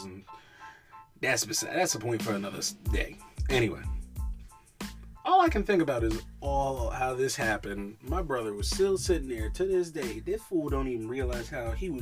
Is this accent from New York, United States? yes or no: yes; New York, United States; in my hometown, there were like 53 different pizza spots, and they all were good. That's what happens when you grow up in New York